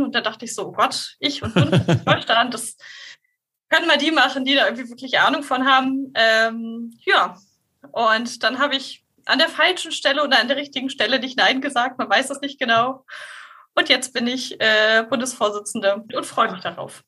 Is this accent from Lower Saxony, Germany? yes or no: yes; Hildesheim, Lower Saxony, Germany; ich komme ursprünglich äh, aus Hildesheim